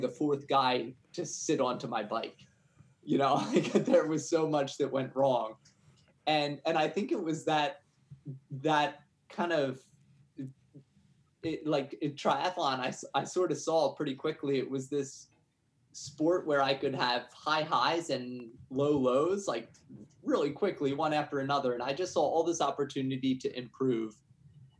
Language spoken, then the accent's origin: English; New Jersey, United States; also born or lived in Boston; my hometown back in South Jersey